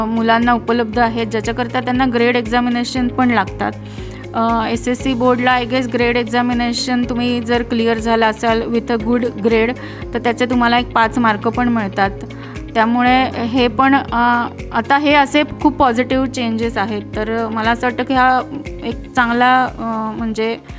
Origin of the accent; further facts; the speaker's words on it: Khandesh, Maharashtra, India; तशी मी लहानपणापासून खानदेशी आहे